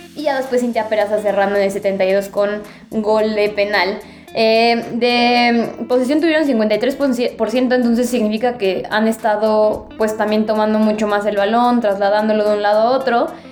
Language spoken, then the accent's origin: Spanish; Puebla, Mexico; yo soy poblana